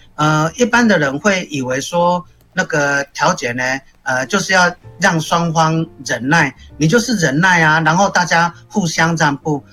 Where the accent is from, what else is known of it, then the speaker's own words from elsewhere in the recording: Taiwan; 我们台湾人有一个习惯，就是我们感冒生病会想去看医生